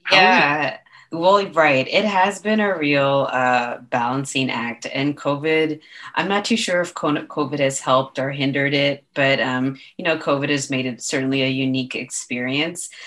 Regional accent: Toronto, Ontario, Canada; I'm from Toronto

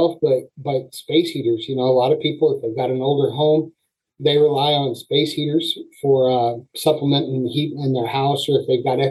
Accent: Springfield, Illinois, United States; moved away as an adult; now in Battle Creek, United States; I am from the Springfield, Illinois area

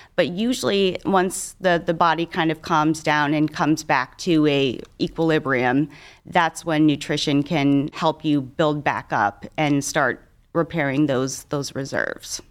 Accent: Cleveland, Ohio, United States; I'm a, a local gal, so I grew up on the East Side. I live on the West Side now. I've done all my training and my education in Cleveland.

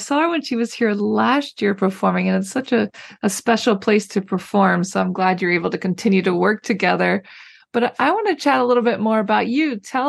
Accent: United States; moved away as an adult; now in Paris, France; I'm an American girl who chased her creative dreams all the way to Paris, France, making a living using photography.

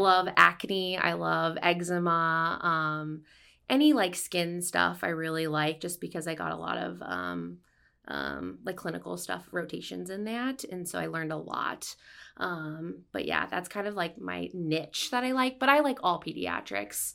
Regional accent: Ottumwa, Iowa, United States; I'm from Ottawa, Iowa. Um, I grew up there

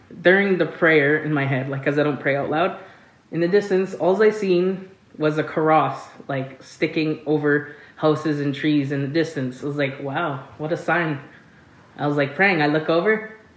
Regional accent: Rolling River First Nation, Manitoba, Canada; I'm from Rolling River First Nation

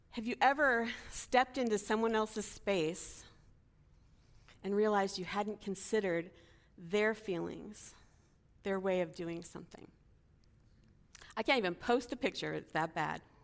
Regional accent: Los Angeles, California, United States; I was from L A, I was a college student, I was from America

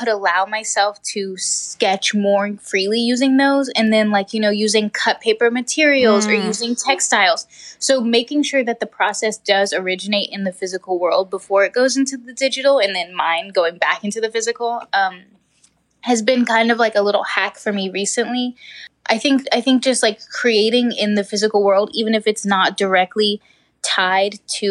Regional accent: New Mexico, United States; I grew up in New Mexico

